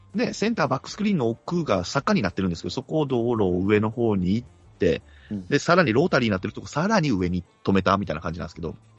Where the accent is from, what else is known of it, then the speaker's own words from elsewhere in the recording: Kagoshima, Japan; accent: Kagoshima dialect; 鹿児島弁が出ました